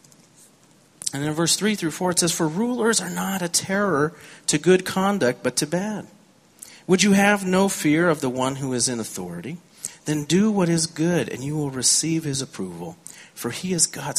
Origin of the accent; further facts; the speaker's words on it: California, United States; I grew up in California. I learned to drive in California.